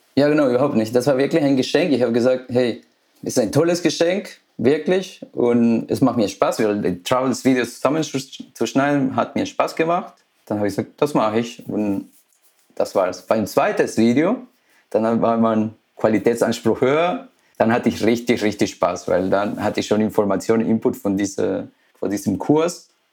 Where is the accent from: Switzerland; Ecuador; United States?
Ecuador; now in Germany; ich bin gebürtig aus Ecuador.